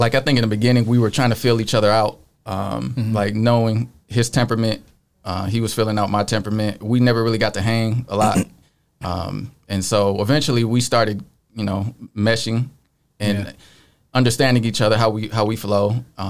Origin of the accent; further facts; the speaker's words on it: Joliet, Illinois, United States; now in Nashville, United States; Joliet. I say Chicago because no one knows where Joliet is.